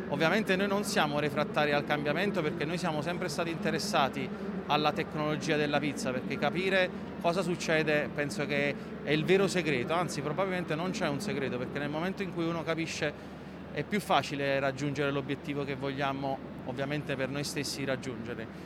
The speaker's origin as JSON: {"language": "Italian", "town": "Naples", "region": "Campania", "country": "Italy", "said": "perché da napoletani penso che la pizza ci rappresenta"}